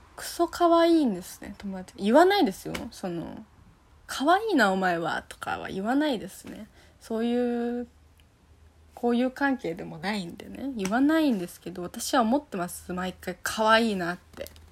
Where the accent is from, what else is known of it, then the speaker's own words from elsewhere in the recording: Fukuoka, Japan; now in Tokyo, Japan; 私はま福岡出身なのでね